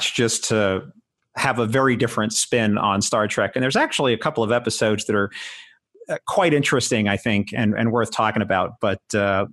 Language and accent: English; New York, United States; I was of an age where I grew up in New York and I watched TOS